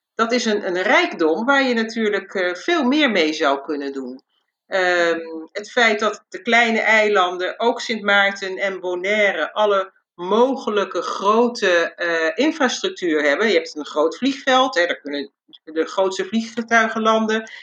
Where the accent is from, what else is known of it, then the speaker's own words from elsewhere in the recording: Curaçao; ik ben zelf opgegroeid op Curaçao